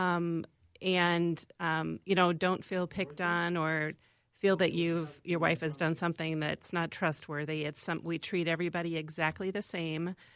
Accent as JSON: {"language": "English", "town": "Van Horne", "region": "Iowa", "country": "United States", "tie": "born or raised there", "moved": "yes", "said": "I grew up in a small town in Iowa, uh, Van Horn, Iowa"}